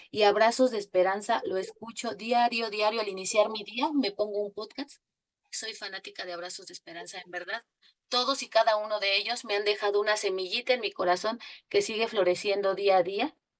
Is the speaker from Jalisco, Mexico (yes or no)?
no; Mexico City, Mexico; yo soy de la Ciudad de México